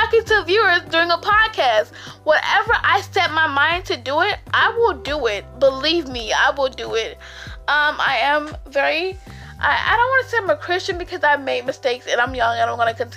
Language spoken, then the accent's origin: English; Albany, Georgia, United States; I am from Albany, Georgia